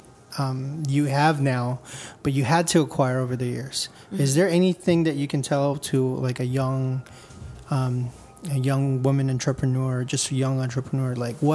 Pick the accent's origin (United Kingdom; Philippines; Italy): Philippines; I got to meet Chad because as a Filipino guy, I was like, oh, it's Chad.